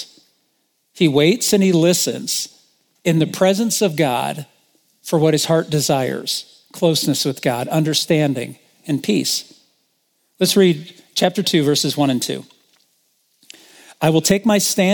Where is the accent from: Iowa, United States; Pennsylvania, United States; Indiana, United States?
Indiana, United States; moved away as an adult; also born or lived in Michigan; I'm from Indiana